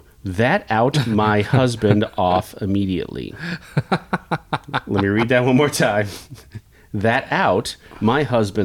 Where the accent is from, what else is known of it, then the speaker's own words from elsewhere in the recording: Kansas, United States; also born or lived in Nebraska; now in Lincoln, United States; I grew up, my parents were Husker fans. I was born in Nebraska. I get it. But I grew up around the Jayhawks. Obviously, I'm a Kansas Jayhawk fan.